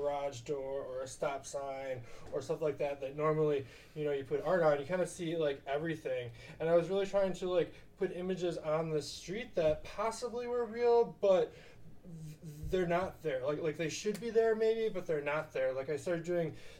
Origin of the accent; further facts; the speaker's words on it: Milwaukee, Wisconsin, United States; moved away; Milwaukee, Wisconsin is where I'm originally from